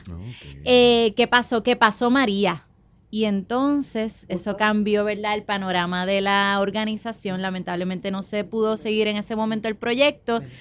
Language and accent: Spanish; Mayagüez, Puerto Rico; born there; Yo nací en el Hospital San Antonio.